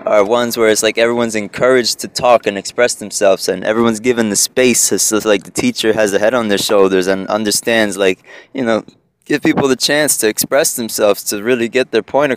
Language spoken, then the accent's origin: English; Egg Harbor Township, New Jersey, United States; first language Spanish; English is a second language; now in Newark, United States; growing up in Egg Harbor Township, land of peaches and ice cream, rainbows and butterflies. Fucking, what does that sound like? Egg Harbor Township, South Jersey.